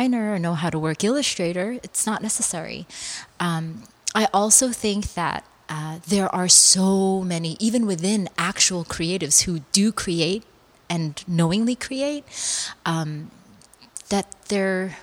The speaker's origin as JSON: {"language": "English", "country": "United States", "first_language": "Korean", "second_language": "English", "said": "I'm Korean American, and Korean culture, my parents were immigrants here. So I was raised very Korean. I never even spoke English in the home until I got to school."}